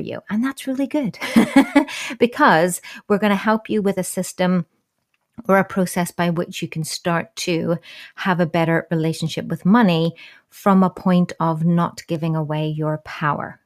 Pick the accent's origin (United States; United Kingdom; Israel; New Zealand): New Zealand; I was born in New Zealand